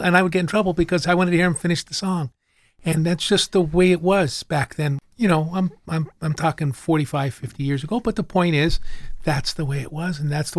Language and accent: English; Hanover Township, Pennsylvania, United States; I grew up in Hanover Township.